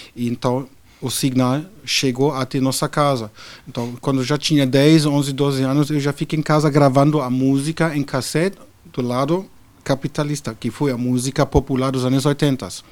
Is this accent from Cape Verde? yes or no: no; Berlin, Germany; Portuguese is a second language; moved away as an adult; now in Brazil; nasci num país que hoje já não existe mais a Alemanha Oriental